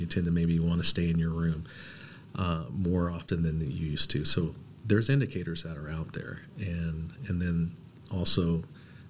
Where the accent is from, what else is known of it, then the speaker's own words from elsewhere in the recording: Portland, Oregon, United States; I was born and raised here in Portland.